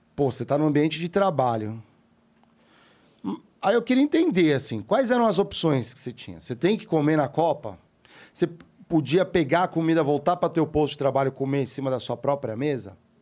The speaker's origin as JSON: {"language": "Portuguese", "country": "Brazil", "said": "Eu, como brasileiro, pagando impostos"}